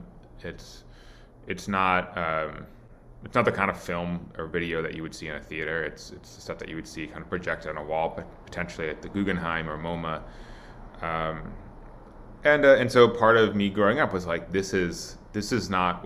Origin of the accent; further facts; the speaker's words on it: Milwaukee, Wisconsin, United States; grew up in Milwaukee